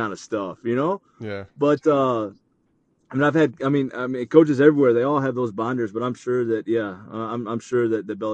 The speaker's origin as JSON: {"language": "English", "region": "the South", "country": "United States", "tie": "born or raised there", "said": "well, no, like definitely growing up in the South, you know, you see tornadoes"}